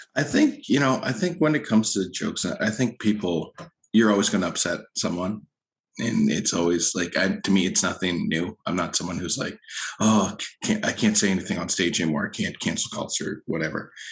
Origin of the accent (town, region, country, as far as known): Lower Sackville, Nova Scotia, Canada; born or raised there; also born or lived in Halifax, Nova Scotia